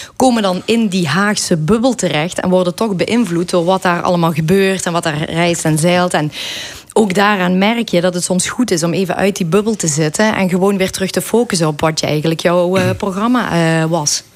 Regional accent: Belgian Limburg, Flanders, Belgium; moved away as an adult; now in Netherlands; als Belg, ik woon ondertussen al dik 20 jaar in Nederland, maar je blijft toch wel die Belg, hè, die Limburgse Belg.

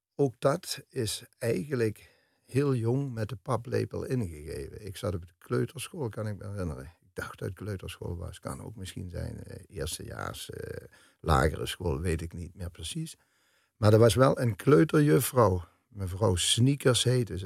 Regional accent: Melick, Limburg, Netherlands; moved away as an adult; also born or lived in Amsterdam; met de fanfaren van Melik dan, waar ik opgegroeid ben

